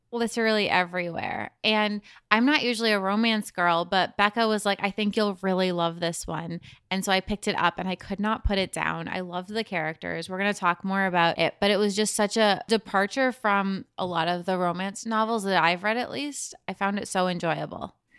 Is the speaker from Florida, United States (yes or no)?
no; New York, United States; I'm from New York